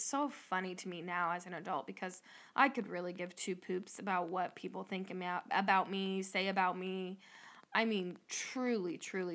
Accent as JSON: {"language": "English", "region": "Northwest Ohio", "country": "United States", "tie": "born or raised there", "said": "we're from Northwest Ohio"}